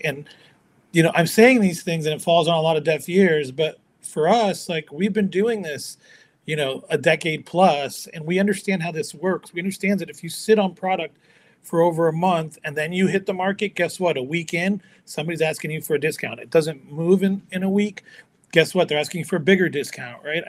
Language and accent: English; Chicago, Illinois, United States; moved away; also born or lived in California; as I was growing up in America, as you know, this kid of immigrant parents, um, I was you know I, hanging out with kids from all other ethnicities and cultures. You know, um, met a lot of really cool dudes and um, the Chicagoland area